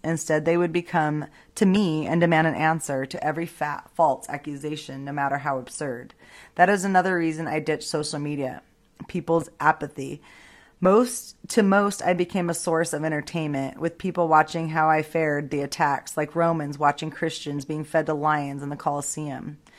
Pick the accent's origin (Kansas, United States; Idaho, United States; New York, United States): Idaho, United States; Boise; my hometown, Boise, Idaho